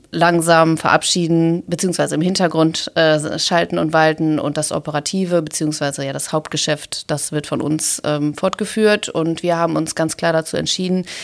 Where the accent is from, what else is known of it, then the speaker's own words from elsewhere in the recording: Essen, North Rhine-Westphalia, Germany; und auch hier in Essen haben wir viele Herausforderungen. Und ja, ich möchte meine Heimat, meine Stadt, meine Region, möchte ich mitgestalten